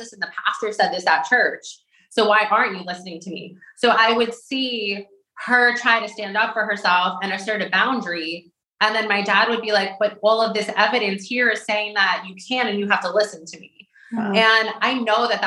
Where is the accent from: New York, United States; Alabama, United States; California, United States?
New York, United States; Westchester; where I grew up in Westchester